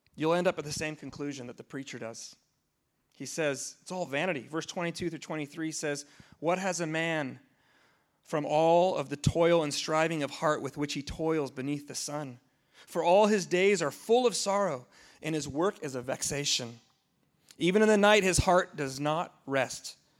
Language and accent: English; United States; as an American